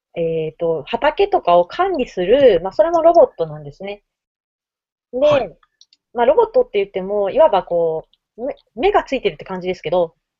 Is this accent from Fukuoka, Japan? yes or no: yes; Fukuoka, Japan; now in Tokyo, Japan; 私、福岡出身ですけど